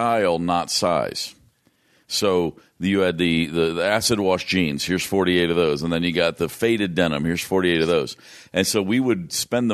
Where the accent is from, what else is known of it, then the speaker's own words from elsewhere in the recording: Hopkinsville, Kentucky, United States; moved away as an adult; also born or lived in Atlanta; my hometown of Hopkinsville, Kentucky